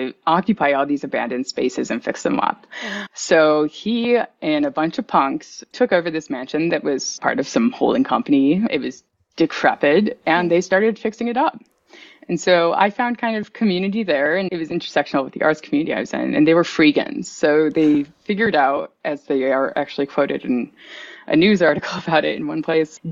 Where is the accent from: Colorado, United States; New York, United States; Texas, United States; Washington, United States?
New York, United States; Buffalo; I was born in New York City, but grew up in Buffalo, New York